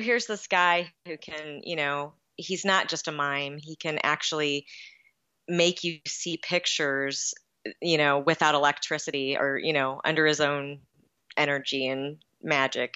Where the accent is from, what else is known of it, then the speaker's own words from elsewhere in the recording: Lower Peninsula, Michigan, United States; also born or lived in Los Angeles, California; now in Calumet, United States; I was originally from the Lower Peninsula